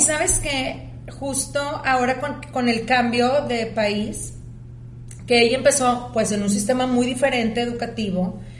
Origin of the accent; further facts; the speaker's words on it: Mexico; moved away as an adult; also born or lived in United States; now in Monterrey, Mexico; Yo pues crecí en México